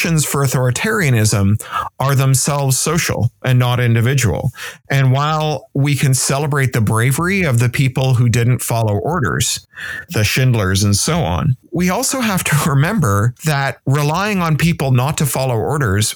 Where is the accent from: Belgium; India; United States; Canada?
Canada; moved away; also born or lived in United Kingdom; as a Canadian who's then lived in the United Kingdom